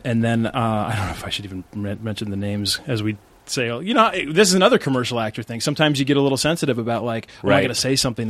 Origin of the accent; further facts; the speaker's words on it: Midwest, United States; I'm from the Midwest.